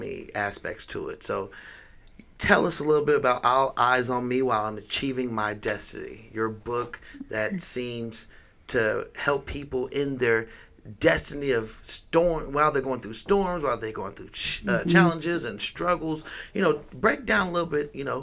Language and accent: English; California, United States; also born or lived in Georgia; now in Las Vegas, United States; I'm from California, too.